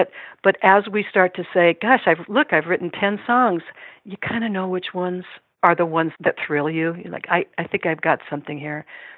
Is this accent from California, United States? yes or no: no; Iowa City, Iowa, United States; unless I have a lot of contacts in the music industry in my hometown of Iowa City, I need to move to Nashville